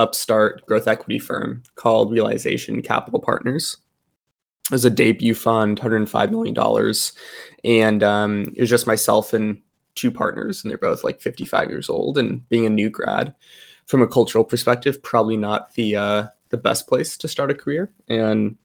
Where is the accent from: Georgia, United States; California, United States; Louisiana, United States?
California, United States; Gilroy; I'm from Gilroy. So it's the garlic capital of the world